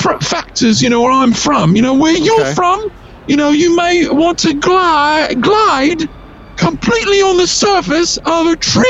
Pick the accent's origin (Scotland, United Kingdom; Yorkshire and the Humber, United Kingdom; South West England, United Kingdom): Yorkshire and the Humber, United Kingdom; Leeds; Well, see, it's different. I'm from Leeds. It's different where I come from.